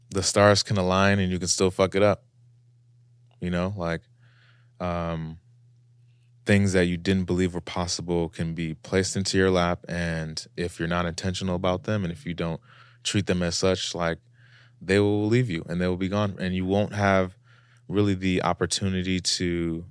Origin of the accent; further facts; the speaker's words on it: United States; I'm an American traveling